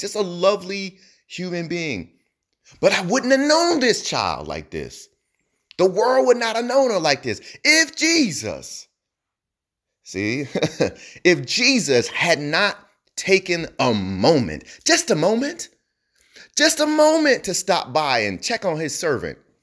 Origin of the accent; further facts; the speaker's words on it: New Jersey, United States; I'm from New Jersey